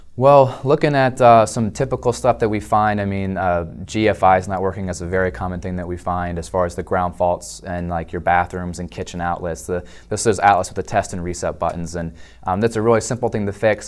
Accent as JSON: {"language": "English", "town": "Dover", "region": "Delaware", "country": "United States", "tie": "born or raised there", "said": "I was actually born and raised in Delaware in the capital Dover, so kind of a Delawarean by nature"}